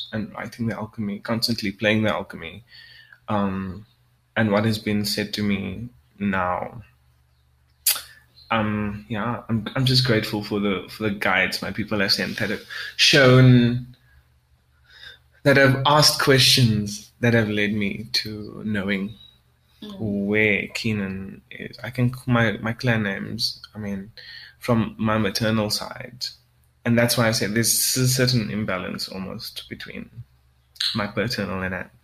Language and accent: English; South Africa; I'm a South African Creole